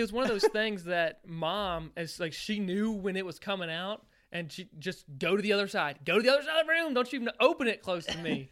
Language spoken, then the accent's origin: English; Virginia, United States; now in Missouri, United States; When I was growing up in Virginia